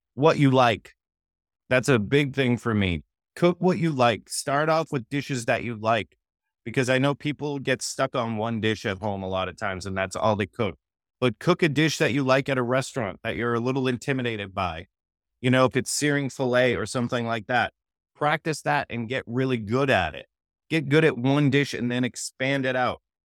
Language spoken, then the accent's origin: English; Boston, Massachusetts, United States; moved away as an adult; also born or lived in Los Angeles, California; I grew up in Massachusetts.